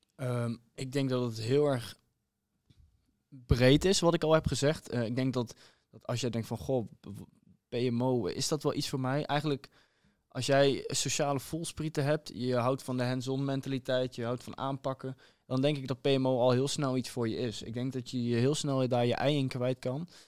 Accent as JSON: {"language": "Dutch", "town": "Huissen", "region": "Gelderland", "country": "Netherlands", "said": "Ik kom uit Huissen, ligt naast Arnhem"}